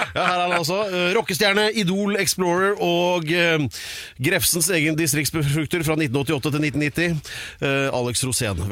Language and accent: Norwegian; Drammen, Buskerud, Norway; på ungdomsskolen i Drammen